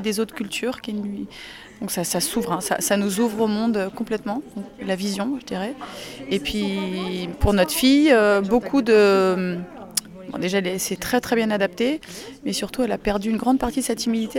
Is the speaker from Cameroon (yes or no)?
no; France; je suis française et mon mari est belge